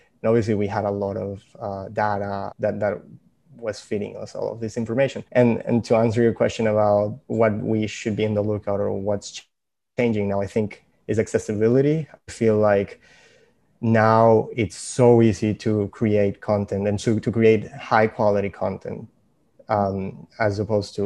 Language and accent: English; Venezuela; moved away; I'm originally from Venezuela